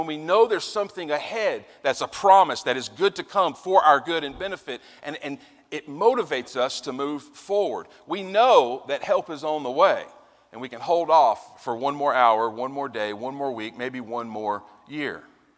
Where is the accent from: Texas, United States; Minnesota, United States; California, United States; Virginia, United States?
Virginia, United States; As I said, I come from Virginia and I'm at Liberty University, the other Lynchburg that exists in this region, the one in Virginia.